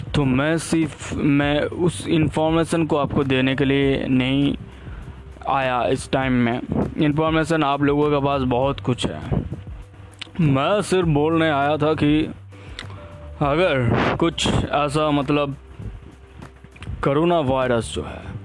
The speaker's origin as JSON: {"language": "Hindi", "country": "India", "said": "India से belong करता हूँ"}